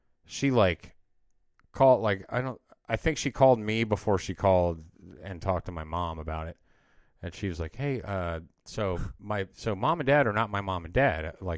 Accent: Georgia, United States; born there; And so, I, like, ended up getting a hold of my aunt in Georgia, where, like, I was born in Georgia.

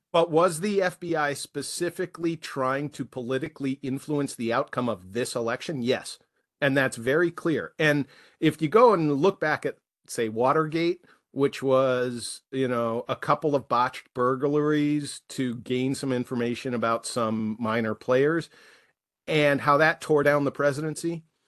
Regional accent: United States; as an American citizen

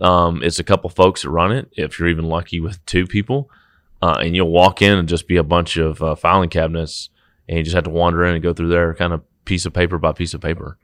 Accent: Brock, Texas, United States; also born or lived in Fort Worth, Texas; raised in Brock's, out about forty minutes west, a little tiny town

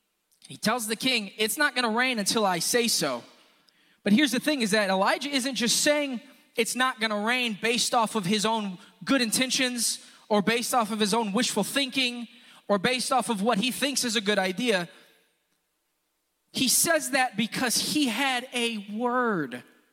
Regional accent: Houston, Texas, United States; if I were to tell you … I'm a Houstonian from Houston

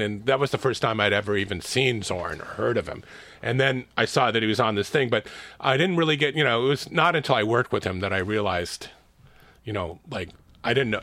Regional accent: Los Angeles, California, United States; also born or lived in San Francisco, United States / Oakland, United States; I grew up in L

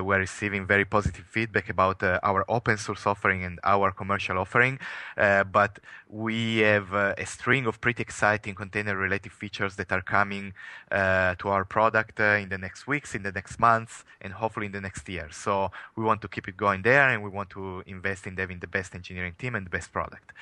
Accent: Italy; English is a second language; moved away; as you can probably tell from my accent, I'm, I am coming from Italy

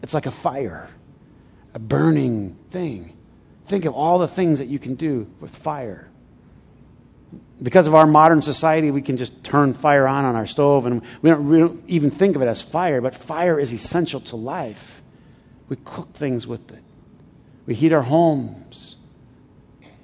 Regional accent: Flint, Michigan, United States; I grew up in Flint.

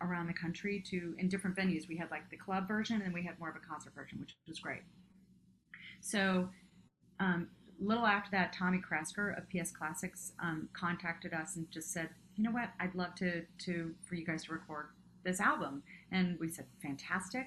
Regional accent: Cincinnati, Ohio, United States; moved away as an adult; also born or lived in Japan; now in New York, United States; I'm from Cincinnati, outside of Cincinnati. I'm from Ohio

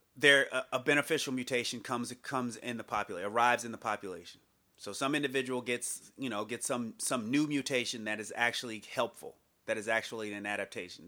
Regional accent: United States

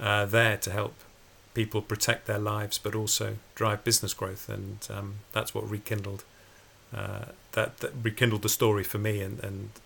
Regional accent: Port Sunlight, North West England, United Kingdom; I grew up near Port Sunlight, just opposite Liverpool

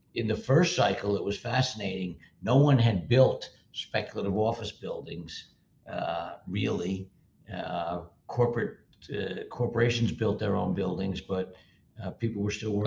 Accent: Livingston, New Jersey, United States; also born or lived in New York City / California; I grew up in North, North Livingston, and yep. uh, I spent a few years in uh, New York City, a few years in California, but by and large, uh, Jersey, uh, born and bred, and uh, there now

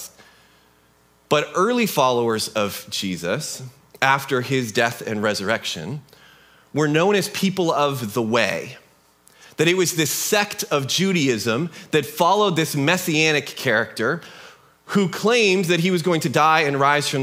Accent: United States; also born or lived in Kelso, Washington; But we're Americans.

